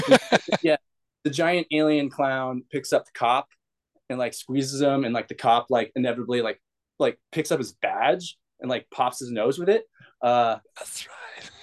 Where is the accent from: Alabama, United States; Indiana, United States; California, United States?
California, United States; Bay Area; I grew up in the Bay Area